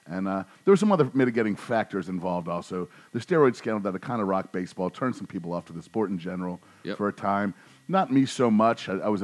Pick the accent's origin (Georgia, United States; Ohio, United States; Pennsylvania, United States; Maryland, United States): Maryland, United States; also born or lived in Washington, D.C.; it happened while I was living in D.C., which helped, but, you know, yeah, I was born and raised in Maryland, but I've always been a D.C. guy.